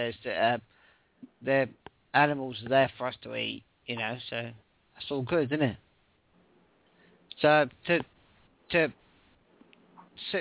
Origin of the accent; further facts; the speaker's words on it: England, United Kingdom; also born or lived in Scotland; now in Portsmouth, United Kingdom; I was born in Scotland, I was raised in England, and I now live in Portsmouth.